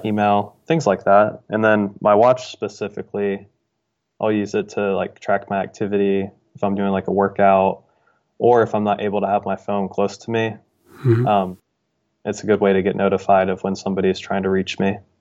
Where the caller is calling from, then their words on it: Dayton, Ohio, United States; I'm calling from Dayton, Ohio